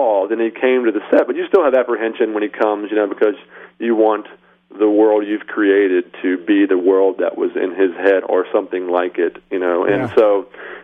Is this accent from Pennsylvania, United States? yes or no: no; Atlanta, Georgia, United States; I grew up in Atlanta